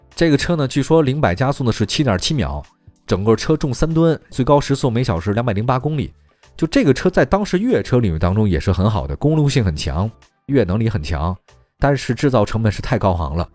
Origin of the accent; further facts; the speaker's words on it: China; 我们中国人